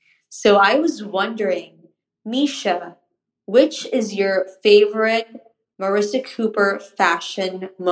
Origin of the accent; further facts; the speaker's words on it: Philippines; I'm from the Philippines.